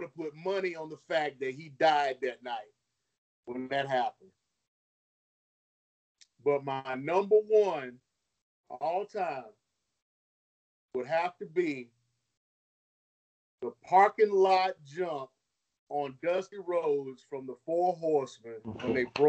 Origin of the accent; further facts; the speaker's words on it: North Carolina, United States; I was living in North Carolina at that time, growing up in North Carolina